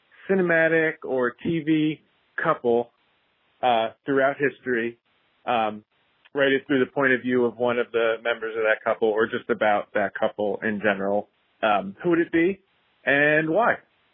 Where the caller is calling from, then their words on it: New Jersey, United States; I'm calling from New Jersey